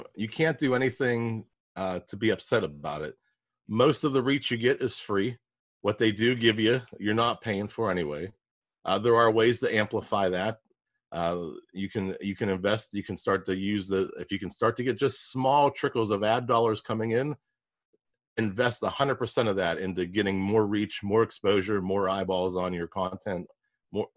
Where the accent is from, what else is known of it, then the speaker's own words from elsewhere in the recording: Pittsburgh, Pennsylvania, United States; I'm from Pittsburgh. We butcher a lot of words.